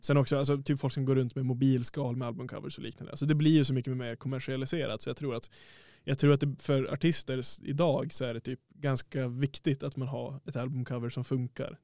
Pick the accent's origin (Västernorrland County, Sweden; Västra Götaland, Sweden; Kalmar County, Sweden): Västernorrland County, Sweden; Härnösand; jag är själv från Härnösand